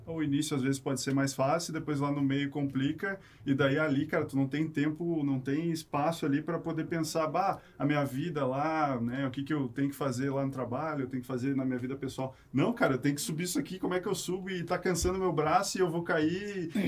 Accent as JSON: {"language": "Portuguese", "town": "Canoas", "region": "Rio Grande do Sul", "country": "Brazil", "tie": "born or raised there", "also_born_or_lived": "Porto Alegre", "said": "natural de Porto Alegre, mas vivia a vida toda em Canoas"}